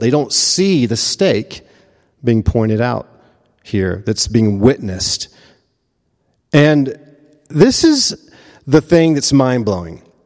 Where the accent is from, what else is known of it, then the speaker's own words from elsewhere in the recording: the American South, United States; I'm a Presbyterian and I'm a Southerner